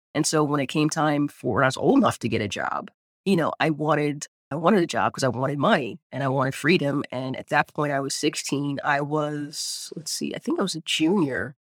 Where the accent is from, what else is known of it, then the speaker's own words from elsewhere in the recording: Eastern Shore of Maryland, United States; I grew up on the eastern shore of Maryland, small town